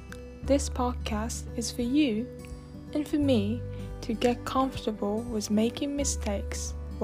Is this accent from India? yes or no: no; Tokyo, Japan; English is a second language; I'm your host … I was born and raised in Tokyo, Japan, and I have been studying English on my own for almost 6 years.